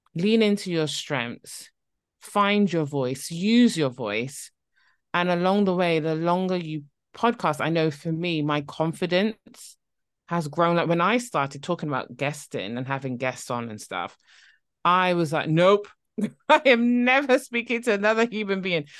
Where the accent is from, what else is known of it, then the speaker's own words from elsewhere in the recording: Barbados; now in near London, United Kingdom; I'm originally from Barbados